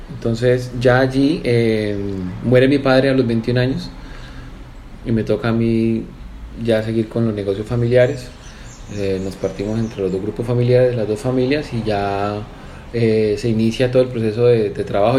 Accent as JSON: {"language": "Spanish", "town": "Cali", "region": "Valle del Cauca", "country": "Colombia", "tie": "born or raised there", "also_born_or_lived": "Medellín, Colombia / England", "said": "yo estudié en Cali. yo nací en Medellín, mi familia es de Medellín. A la edad de los 14 años me fui a estudiar Inglaterra"}